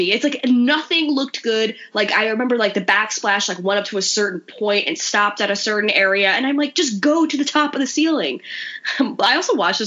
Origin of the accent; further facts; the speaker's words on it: New York, United States; I'm a New Yorker